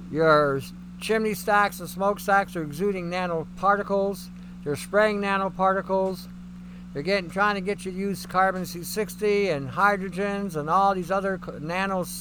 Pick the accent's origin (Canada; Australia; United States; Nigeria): Canada; and I'm Canadian.